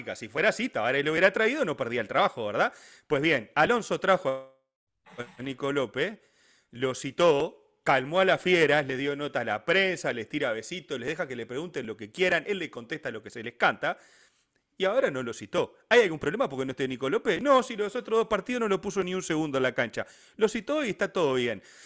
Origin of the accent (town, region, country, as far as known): Uruguay